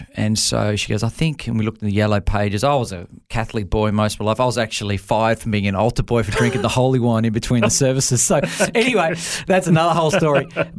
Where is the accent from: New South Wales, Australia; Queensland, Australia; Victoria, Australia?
Queensland, Australia; Brisbane; also born or lived in Canberra; Born and raised in Canberra, Canberrian. So obviously I'm a Canberra Raiders supporter from way back. But I'm, you know, when it comes to origin, I'm Queenslander. I've been up here most. I moved up when we were about 6 years of age from Canberra.